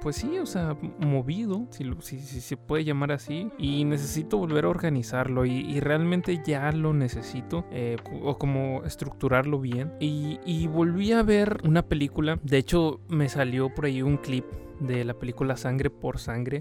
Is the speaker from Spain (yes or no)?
no; Mexico; aquí en México no, no somos chicanos, pero sí ser latinos